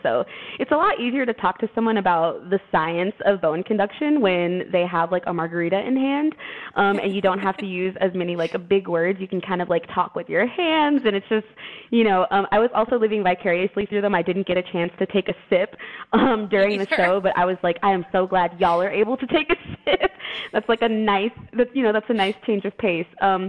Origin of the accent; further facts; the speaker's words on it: Austin, Texas, United States; I'm from Austin, Texas, and we love our beers, we love our happy hours, we love our brunches.